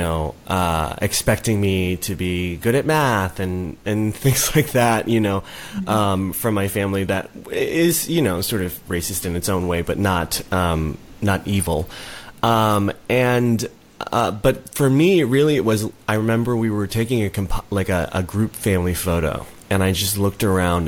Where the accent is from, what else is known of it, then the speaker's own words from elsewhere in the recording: Chicago suburbs, Illinois, United States; also born or lived in Korea; I grew up in the Chicago suburbs, the Southwest suburbs